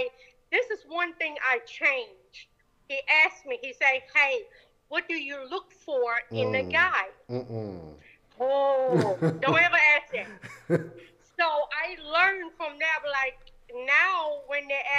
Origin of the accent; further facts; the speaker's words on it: Germany; now in Georgia, United States; Originally Germany, but I live in Georgia now.